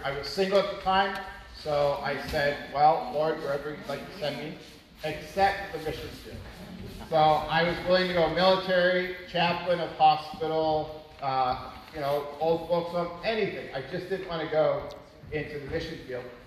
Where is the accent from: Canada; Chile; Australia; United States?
Canada; moved away as an adult; also born or lived in Maracay, Venezuela; being Canadian, I didn't know a lick of Spanish. They teach us French in Canada